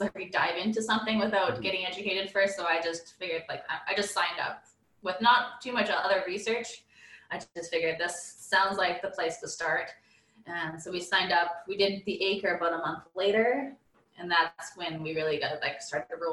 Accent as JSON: {"language": "English", "town": "Edmonton", "region": "Alberta", "country": "Canada", "tie": "born or raised there", "said": "living and growing up in Edmonton our whole lives"}